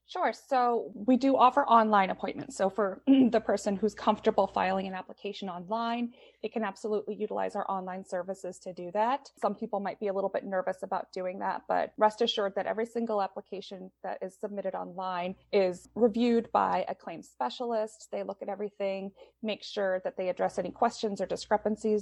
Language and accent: English; Southern Maine, United States; I was born and raised in Southern Maine, and I stayed in Maine for college.